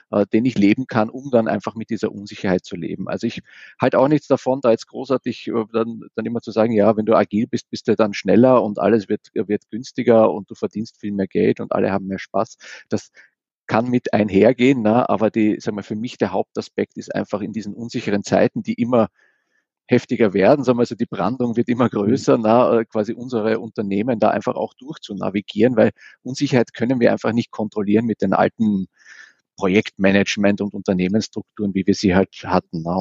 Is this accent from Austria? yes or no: yes; Vienna, Austria; now in Essen, Germany; Ich bin so ein Wiener, ich komme also ursprünglich mal aus Wien. Äh, und ja, wer bin ich so? Ich bin, äh, wohne jetzt in Essen